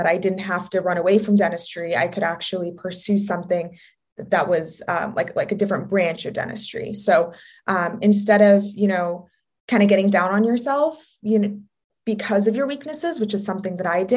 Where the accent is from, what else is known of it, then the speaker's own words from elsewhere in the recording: Southern California, United States; also born or lived in Oregon; I'm from Southern California. It's always sunny here